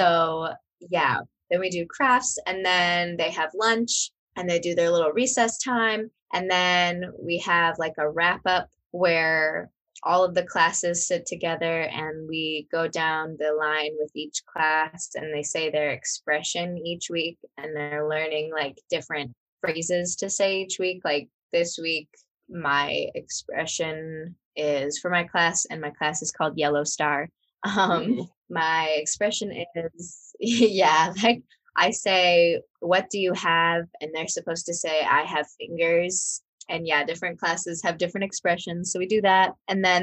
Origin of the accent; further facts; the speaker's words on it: Mackinaw, Illinois, United States; accent: twangy; moved away as an adult; also born or lived in Bloomington, Illinois / Charleston, Illinois; now in South Korea; I grew up in Mackinac, Illinois